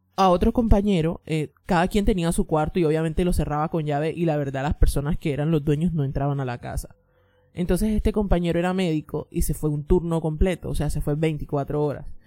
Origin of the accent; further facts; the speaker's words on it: Colombia; now in New York, United States; soy colombiana pero vivo en Nueva York.